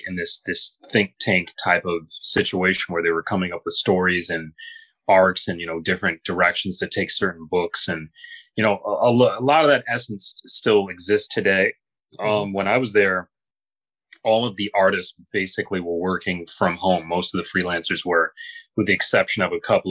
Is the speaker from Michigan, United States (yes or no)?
yes; Grand Rapids, Michigan, United States; the years growing up in Grand Rapids, Michigan